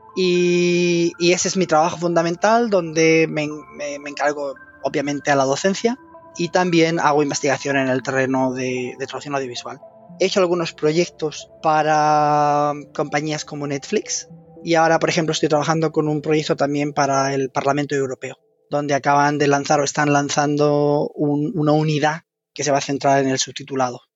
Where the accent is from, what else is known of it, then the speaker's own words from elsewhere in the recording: Spain; moved away as an adult; also born or lived in Valencia; now in London, United Kingdom; soy de origen español y de hecho me eduqué en España